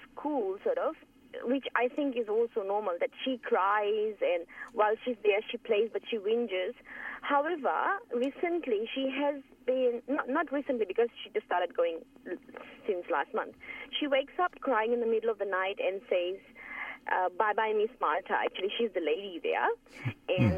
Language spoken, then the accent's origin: English; Fiji; moved away; I'm from Fiji